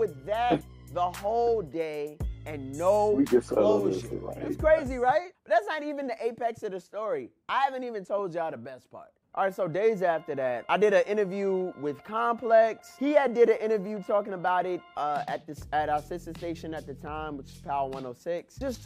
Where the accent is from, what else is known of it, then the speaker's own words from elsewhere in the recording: New York City, New York, United States; I'm from Brooklyn, New York